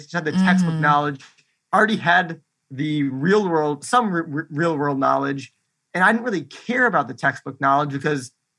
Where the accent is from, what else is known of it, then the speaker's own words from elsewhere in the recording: Milwaukee, Wisconsin, United States; moved away as an adult; also born or lived in Florida; now in Orlando, United States; So I was born in Florida, lived here a couple of years, and then moved to Wisconsin. And that's where I grew up for the majority of my life. And then I moved back down to Florida for college.